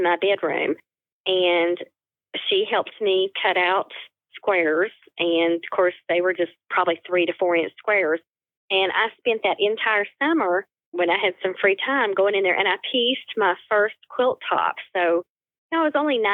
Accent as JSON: {"language": "English", "region": "the little tip of Virginia", "country": "United States", "tie": "born or raised there", "also_born_or_lived": "Hampton, Virginia", "accent": "Northeast Tennessee", "said": "the accent you're hearing is Northeast Tennessee, and it's just because I've lived here since I was about 5 years old."}